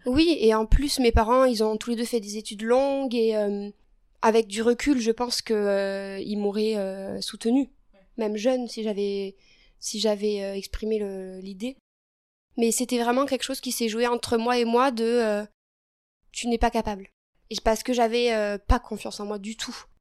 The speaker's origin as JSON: {"language": "French", "town": "Figeac", "region": "Occitania", "country": "France", "tie": "born or raised there", "said": "j'ai grandi à Figeac dans le Lot."}